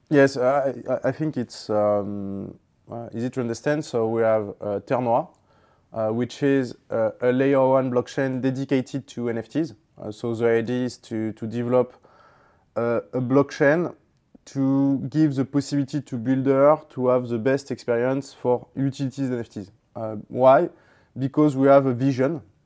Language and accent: English; Toulon, Provence-Alpes-Côte d'Azur, France; I grew up in Toulon